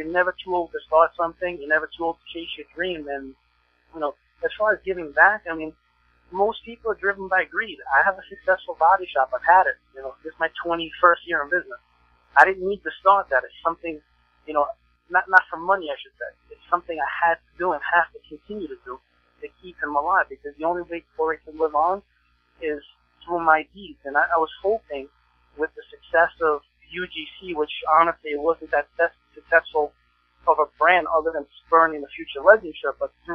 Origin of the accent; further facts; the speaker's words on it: New York City, New York, United States; I chose to stay in Coney Island, stay here in my neighborhood